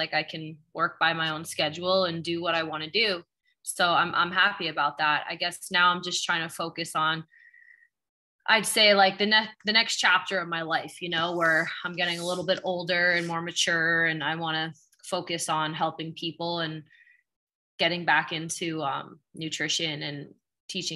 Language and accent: English; Long Island, New York, United States; moved away as an adult; now in Los Angeles, United States; I'm from Long Island, originally from New York.